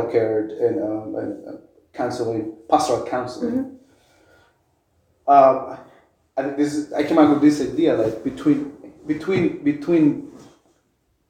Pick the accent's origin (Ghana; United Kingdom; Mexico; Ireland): Mexico; moved away; I grew up in Mexico